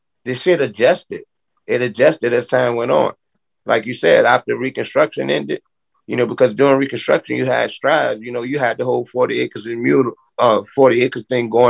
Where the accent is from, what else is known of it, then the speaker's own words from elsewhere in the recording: the South, United States; And I wrote in. I was from the South because I didn't see that on there.